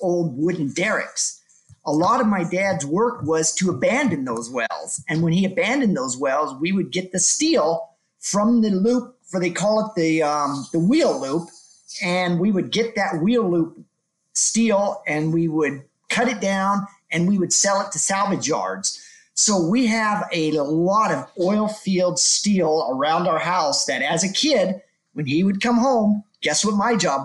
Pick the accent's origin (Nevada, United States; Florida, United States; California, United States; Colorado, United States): California, United States; Huntington Beach; moved away; I grew up in Southern California in Huntington Beach.